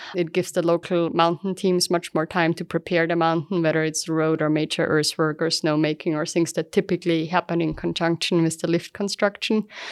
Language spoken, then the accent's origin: English; Aflenz, Styria, Austria; moved away as an adult; also born or lived in California, United States; now in Utah, United States; I grew up in a small town called Aflans in, in Austria.